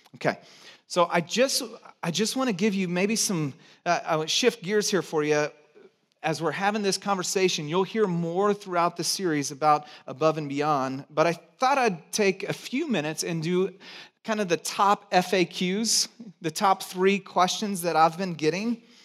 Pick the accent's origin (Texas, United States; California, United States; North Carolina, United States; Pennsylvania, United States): California, United States; Santa Cruz; I grew up in Santa Cruz